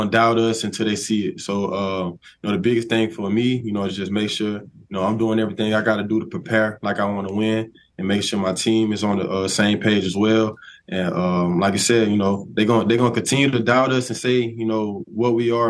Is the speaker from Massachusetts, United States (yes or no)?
no; Tuscaloosa, Alabama, United States; growing up in Tuscaloosa, I always been like, you know, diehard Alabama fan.